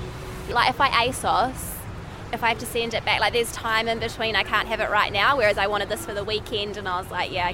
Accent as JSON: {"language": "English", "country": "New Zealand", "moved": "as an adult", "lives_now": "London, United Kingdom", "said": "from New Zealand."}